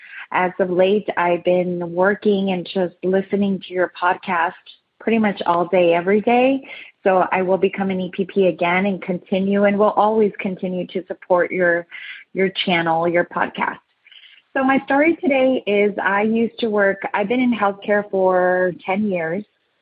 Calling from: San Diego, California, United States; I'm calling from San Diego, California.

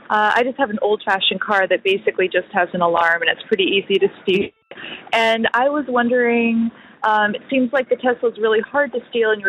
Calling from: New York, United States; Sorry it's kind of loud. I'm calling from LaGuardia.

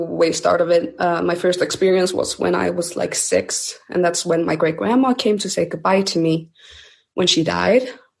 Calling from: Iceland

